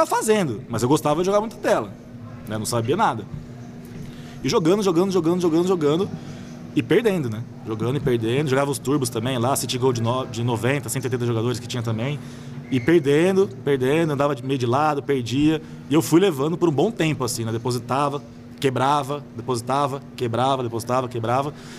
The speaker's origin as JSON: {"language": "Portuguese", "town": "Campinas", "region": "São Paulo", "country": "Brazil", "tie": "born or raised there", "said": "eu nasci em São Paulo, mas eu vim para Campinas bem pequeno. Vim não, fui para Campinas pequena, com dois anos ali. Fui morar em Barão Geraldo já. Morei a vida inteira, praticamente, em Campinas"}